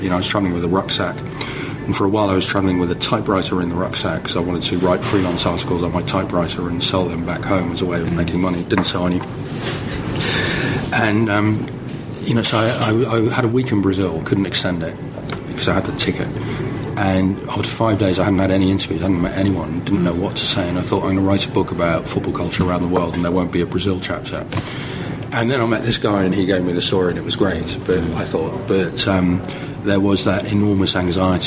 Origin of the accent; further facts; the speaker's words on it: Netherlands; I grew up in Holland, so I supported Holland